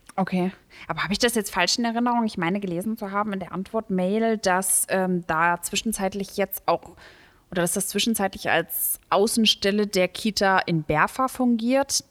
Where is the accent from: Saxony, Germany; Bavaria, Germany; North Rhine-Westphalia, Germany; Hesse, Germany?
Hesse, Germany; Leusel; Ich komme aus Leusel